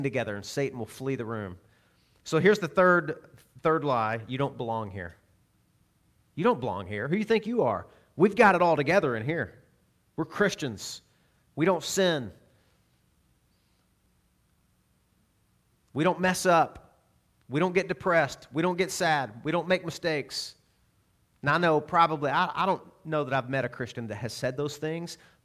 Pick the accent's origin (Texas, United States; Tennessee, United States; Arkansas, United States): Arkansas, United States; I'm from Arkansas